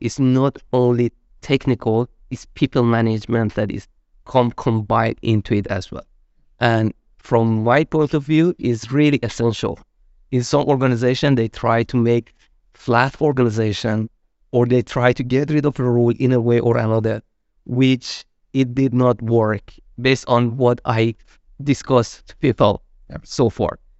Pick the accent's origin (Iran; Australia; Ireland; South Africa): Iran; moved away as an adult; also born or lived in Malaysia; now in Sweden; I'm originally from Iran